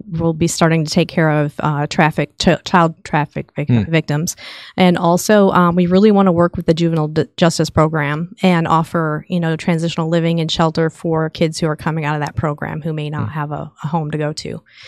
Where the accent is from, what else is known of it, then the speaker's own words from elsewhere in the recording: Chicago, Illinois, United States; now in Texas, United States; And, you know, we came from Chicago. It's not the ideal state to live in.